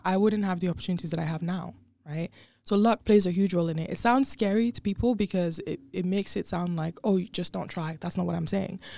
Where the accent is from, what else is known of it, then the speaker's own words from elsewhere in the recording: Nigeria; moved away as an adult; also born or lived in Dubai; born and raised in Nigeria, and then I lived in Dubai for about four years